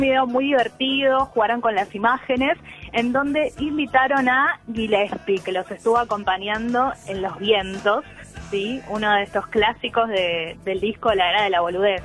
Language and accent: Spanish; Capilla del Señor, Buenos Aires Province, Argentina; now in Buenos Aires, Argentina; yo no estoy en Capital Federal, estoy ahora en, mi pueblo, en Capilla del Señor